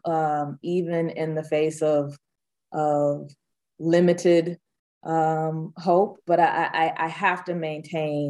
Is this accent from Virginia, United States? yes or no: no; Georgia, United States; here in my home state of Georgia